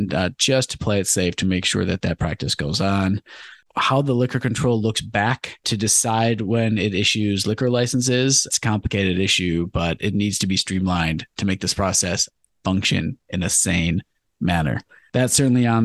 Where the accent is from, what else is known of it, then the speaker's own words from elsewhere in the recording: Clawson, Michigan, United States; a successful restaurant in my hometown of Clawson